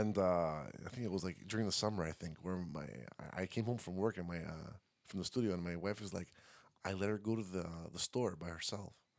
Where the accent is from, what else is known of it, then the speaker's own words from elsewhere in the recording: Montreal, Quebec, Canada; moved away as an adult; now in Greece; we grew up here in Montreal.